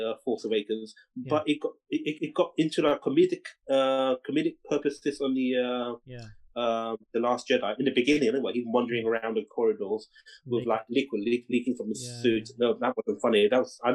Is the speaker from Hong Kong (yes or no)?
yes; Hong Kong; moved away; although I'm Chinese, I wasn't actually brought up in China. I was brought up in Hong Kong